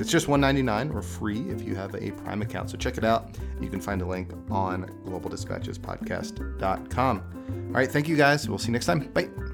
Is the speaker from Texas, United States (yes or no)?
no; Connecticut, United States; I'm American. I was born in, in Connecticut